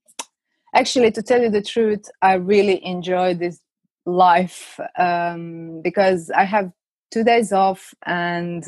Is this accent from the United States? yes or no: no; Croatia; moved away as an adult; now in London, United Kingdom; I grew up in Croatia, lived there for most of my life